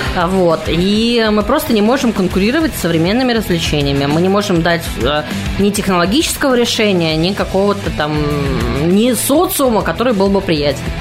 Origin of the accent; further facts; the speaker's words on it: Mytishchi, Moscow Oblast, Russia; moved away as an adult; now in Moscow, Russia; Я из Мытищ. Славный город Мытищ и Подмосковье.